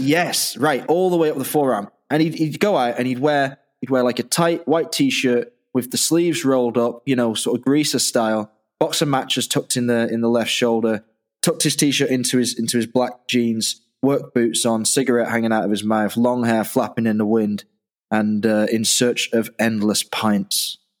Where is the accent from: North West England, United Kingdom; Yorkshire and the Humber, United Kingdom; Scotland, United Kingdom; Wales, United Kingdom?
North West England, United Kingdom; Manchester; moved away; also born or lived in Dublin, Ireland / Yorkshire; a kid growing up in Manchester